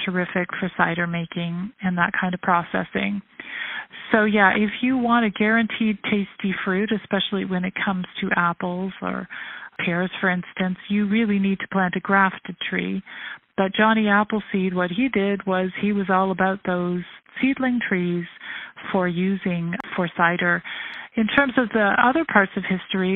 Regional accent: Toronto, Ontario, Canada; moved away as an adult; also born or lived in United Kingdom / Russia / Israel; I was born here in Toronto. I grew up here

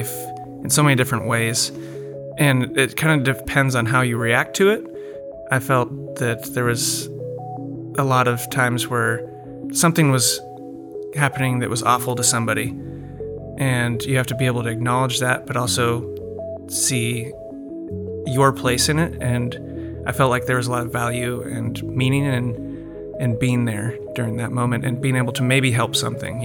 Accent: Ames, Iowa, United States; moved away as an adult; now in Shaker Heights, United States; I'm from Ames, Iowa. Came out here for residency and live in Shaker Heights with my wife and our three-year-old

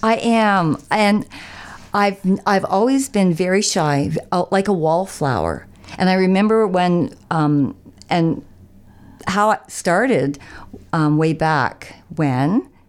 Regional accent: Niagara, Ontario, Canada; moved away as an adult; now in Dwight, Canada; I was from Niagara

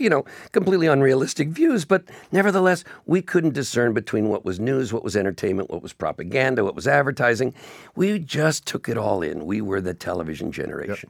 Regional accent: Beverly Hills, California, United States; now in Toronto, Canada; I grew up in Beverly Hills, and quite literally, movie stars lived on every block.

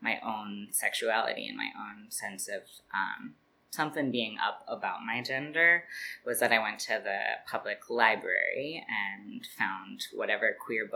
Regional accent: Spokane, Washington, United States; also born or lived in Richland, Washington / Everett, Washington / Seattle, Washington / Brooklyn, New York; now in New York, United States; I grew up in Spokane

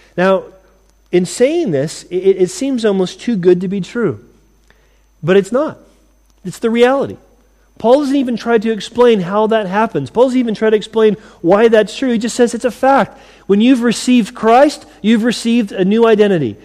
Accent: United States; moved away as an adult; now in United Kingdom; I'm glad to have been raised in America

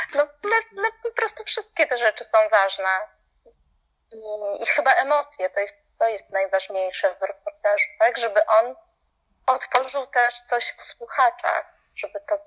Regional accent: Poland; also born or lived in Salzburg; ja jako Polka

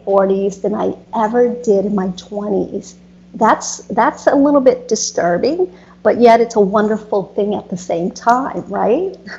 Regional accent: United States; also born or lived in Florida; growing up in America

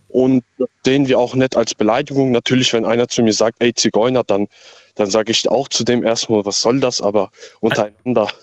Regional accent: Kusel, Rhineland-Palatinate, Germany; Ich komme aus Kusel

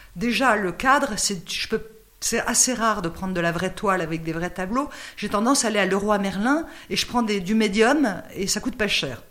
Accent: Noisiel, Île-de-France, France; je suis de Noisiel

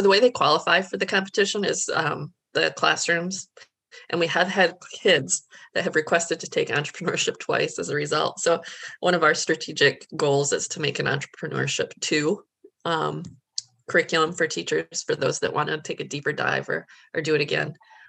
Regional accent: New York, United States; now in South Carolina, United States; It's like a big no-no here. I came from New York where it wasn't.

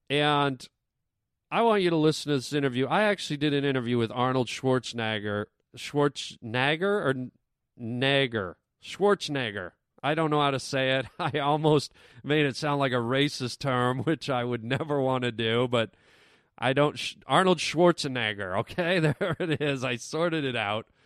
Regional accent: Canada; now in United States; I'm from Canada. I know my my accent has gone away. It's kind of sad actually because you know your accent is part of your identity, but I know that my accent has changed since I lived in the United States

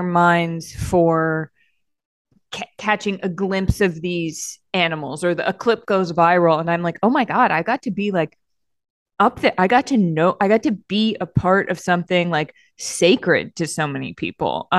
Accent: outside of Boston and in Maine, New England, United States; also born or lived in Massachusetts; I grew up in the Northeast. I grew up outside of Boston and in Maine

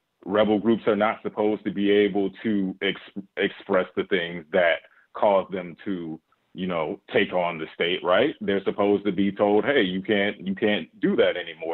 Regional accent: Alabama, United States; I'm from Alabama. I grew up in the midst of that.

